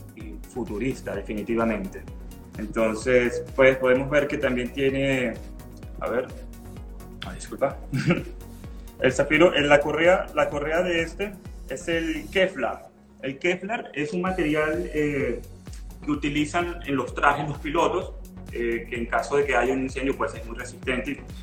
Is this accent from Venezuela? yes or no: yes; Venezuela; moved away as an adult; also born or lived in Mexico; now in Cancún, Mexico; yo soy venezolano, tengo ocho años en, en México